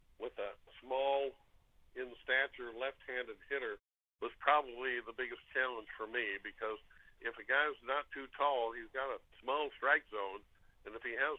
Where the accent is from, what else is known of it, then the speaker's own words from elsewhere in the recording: Los Angeles, California, United States; moved away; It was in my hometown